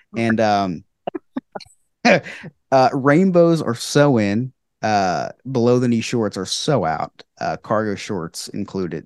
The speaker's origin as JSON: {"language": "English", "region": "New Jersey", "country": "United States", "said": "I'm from New Jersey."}